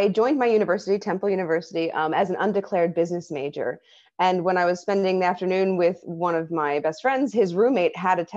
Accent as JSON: {"language": "English", "town": "Philadelphia", "region": "Pennsylvania", "country": "United States", "tie": "born or raised there", "moved": "as an adult", "lives_now": "Thailand", "said": "my hometown of Philadelphia"}